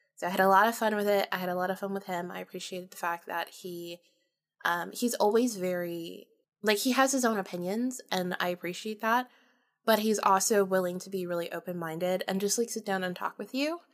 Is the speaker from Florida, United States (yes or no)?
yes; Jacksonville, Florida, United States; also born or lived in St. Augustine, Florida; I was born and raised in Florida, North Florida, uh, Jacksonville, and then Saint Augustine.